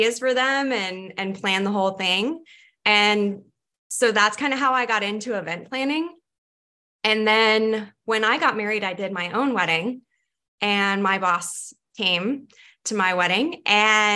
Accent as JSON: {"language": "English", "town": "Redding", "region": "California", "country": "United States", "also_born_or_lived": "Santa Barbara, California", "moved": "as an adult", "lives_now": "Boise, United States", "said": "I'm from Northern California, cool. The Redding area specifically"}